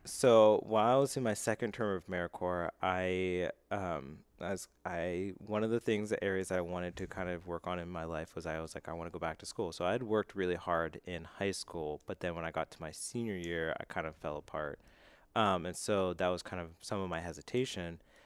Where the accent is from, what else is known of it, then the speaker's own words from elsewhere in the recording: Altoona, Pennsylvania, United States; moved away; so I grew up in Altoona, Pennsylvania.